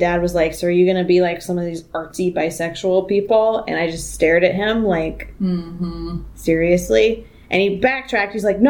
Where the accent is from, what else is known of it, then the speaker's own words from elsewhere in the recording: the South, United States; growing up in the South